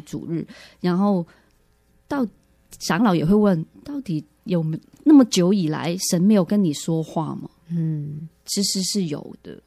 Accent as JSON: {"language": "Chinese", "country": "Hong Kong", "moved": "as an adult", "lives_now": "Taiwan", "said": "其实我是从香港来的"}